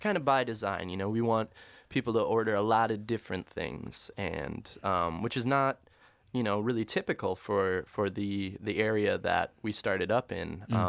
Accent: Corner Cross, Oklahoma, United States; I grew up in Corner Cross, you know.

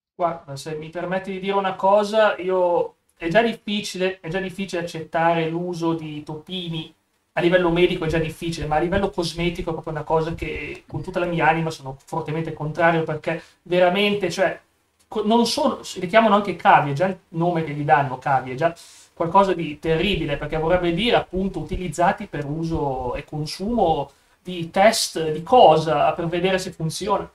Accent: Vercelli, Piedmont, Italy; Torino, dalla mia parte, sono di Vercelli, un po' più su

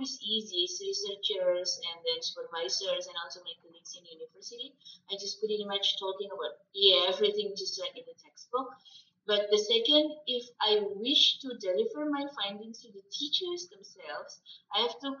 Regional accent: Indonesia; accent: Indonesian English; English is a second language; moved away; my English is still sounds like Indonesian English

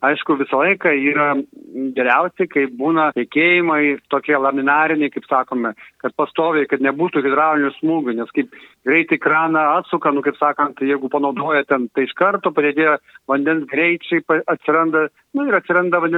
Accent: Kaunas, Kaunas County, Lithuania; moved away; aš pats esu kaunietis

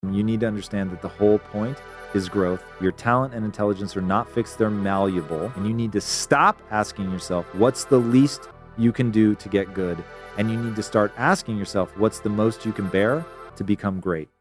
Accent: Tacoma, Washington, United States; moved away; I am originally from Tacoma, Washington.

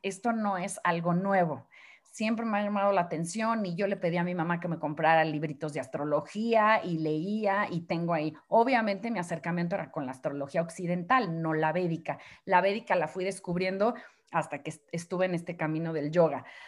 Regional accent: Mexico; como decimos aquí en México

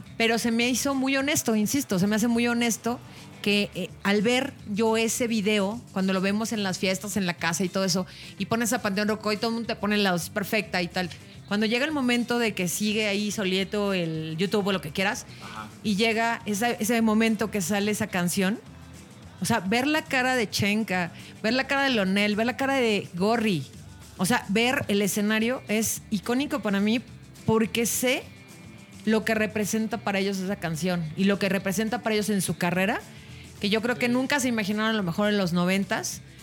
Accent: Mexico; somos mexicanos

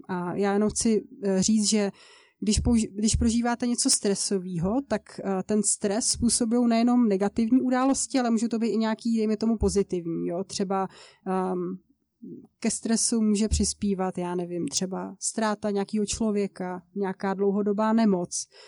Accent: České Budějovice, South Bohemian Region, Czechia; now in Ostrava, Czech Republic; jsem původem z jižních Čech, z Českých Budějovic, ale teďka v současné době žiju v Ostravě

